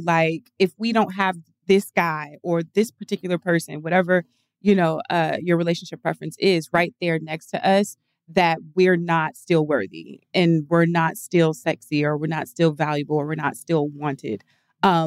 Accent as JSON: {"language": "English", "region": "the South", "country": "United States", "tie": "born or raised there", "said": "I grew up in the South"}